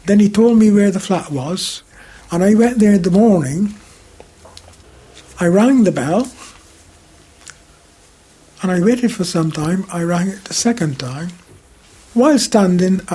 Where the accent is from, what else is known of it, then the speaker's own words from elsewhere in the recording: Barbados; moved away as an adult; also born or lived in Handsworth, Birmingham, England; now in United Kingdom; I was coming from the Caribbean